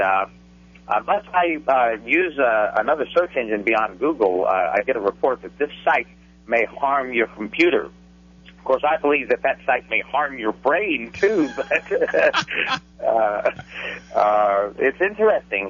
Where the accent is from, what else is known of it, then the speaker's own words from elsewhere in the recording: Fort Worth, Texas, United States; I was born and raised in Fort Worth, Texas